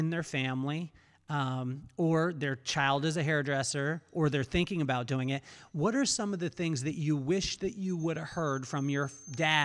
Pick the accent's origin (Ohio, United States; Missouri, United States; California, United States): California, United States; Lompoc; I came from Lompoc, California.